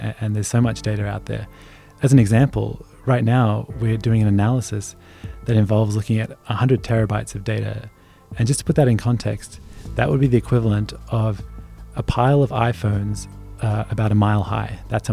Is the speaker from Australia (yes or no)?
yes; Australia; moved away; I grew up in Australia, and I played a sport which is very not very common at all here, which is cricket